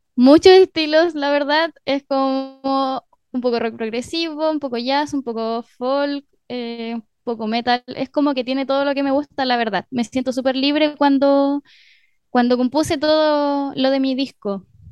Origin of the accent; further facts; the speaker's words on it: Mejillones, Antofagasta, Chile; moved away as an adult; also born or lived in Curicó / Arica; now in La Serena, Chile; Después viví en Arica hasta los ocho años. Luego me fui a Mejillones, que es un pueblo que queda a una hora de Antofagasta. Ahí estuve hasta los 18.